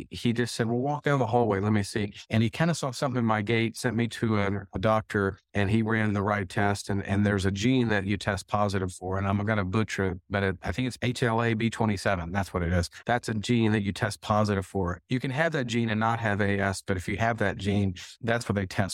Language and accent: English; Texas, United States; I grew up in Texas